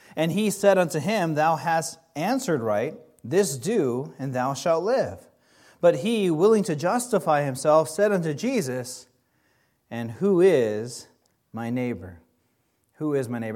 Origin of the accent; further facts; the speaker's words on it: Kailua, Hawaii, United States; moved away; I, like I said, I grew up in Hawaii